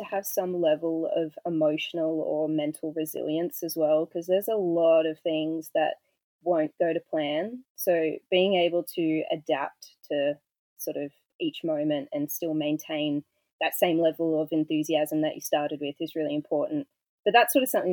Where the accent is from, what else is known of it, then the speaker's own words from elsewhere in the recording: Goulburn, New South Wales, Australia; also born or lived in Sydney; I grew up in Goulburn in New South Wales, which is a small town about an hour away from Canberra